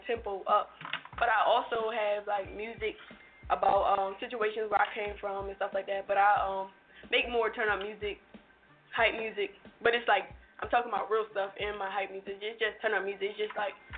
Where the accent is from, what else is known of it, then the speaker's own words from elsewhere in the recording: Salisbury, Maryland, United States; I'm from Salisbury, Maryland